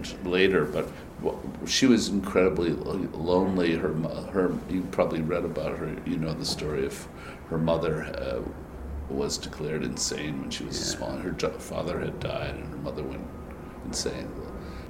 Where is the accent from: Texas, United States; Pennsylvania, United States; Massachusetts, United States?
Massachusetts, United States; moved away as an adult; also born or lived in England; now in New York, United States; I was from Massachusetts